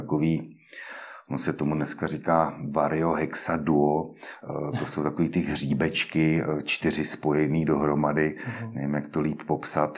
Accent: Liberec, Liberec Region, Czechia; u nás v Liberci

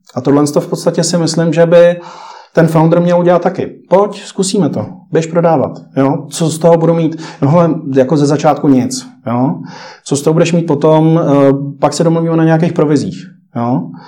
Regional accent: Czechia; jsme šikovní, tady myslím, jako si umíme poradit jako Češi

